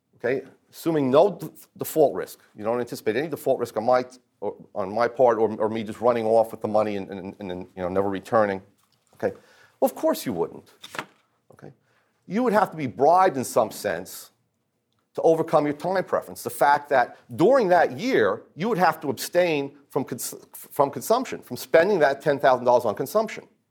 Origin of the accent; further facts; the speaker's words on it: New Jersey, United States; I'm from New Jersey